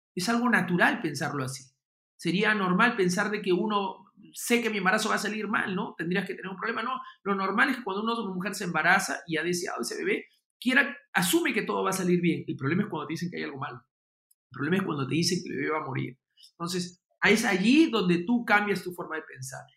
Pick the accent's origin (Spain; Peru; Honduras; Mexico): Peru